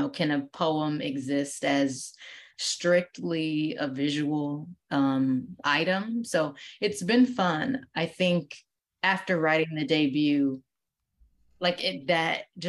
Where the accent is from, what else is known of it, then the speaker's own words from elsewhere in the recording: Midwest, United States; also born or lived in Ohio / Wisconsin; So I am from the Midwest. I, growing up, lived in between Ohio and Wisconsin